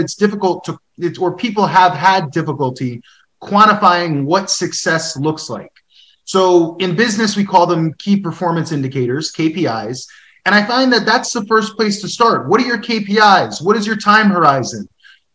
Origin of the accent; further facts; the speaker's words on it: New York, United States; moved away as an adult; now in Detroit, United States; being a New Yorker